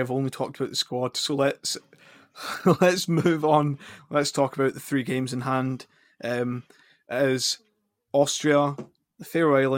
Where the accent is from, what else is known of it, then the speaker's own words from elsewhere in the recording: Scotland, United Kingdom; we're Scottish